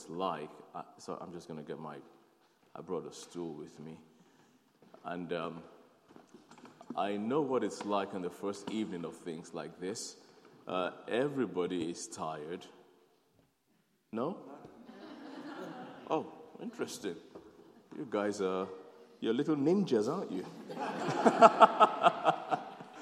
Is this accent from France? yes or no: no; Nigeria; also born or lived in South London / North London; now in London, United Kingdom; I'm a Nigerian, born to Nigerian parents. I'm born in Nigeria